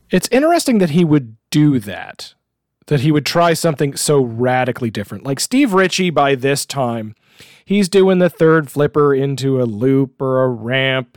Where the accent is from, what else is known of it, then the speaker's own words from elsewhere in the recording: Canada; as a Canadian